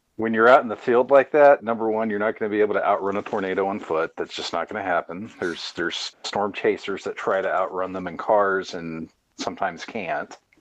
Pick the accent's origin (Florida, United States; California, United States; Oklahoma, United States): Oklahoma, United States; I grew up in Oklahoma.